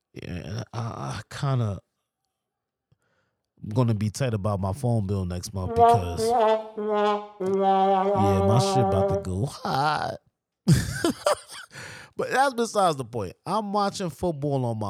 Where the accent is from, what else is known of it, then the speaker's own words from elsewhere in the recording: New York, United States; I'm from New York